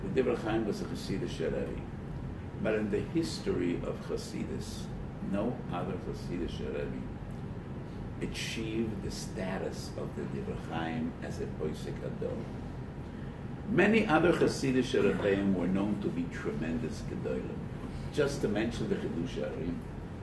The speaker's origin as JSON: {"language": "English", "country": "United States", "tie": "born or raised there", "said": "I was born in America, and about 5 years after my parents came to America, the fourth out of seven children"}